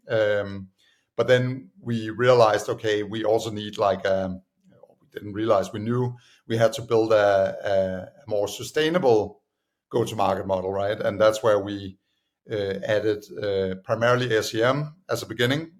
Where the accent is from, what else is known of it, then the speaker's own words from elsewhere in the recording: Copenhagen, Capital Region of Denmark, Denmark; moved away as an adult; also born or lived in United States; I'm originally from Denmark, uh, Copenhagen